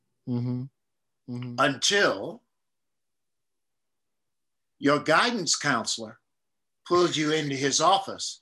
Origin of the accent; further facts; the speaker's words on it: East St. Louis, Illinois, United States; also born or lived in Springfield, Illinois; That's where I was adopted from. I grew up in East St. Louis, Illinois.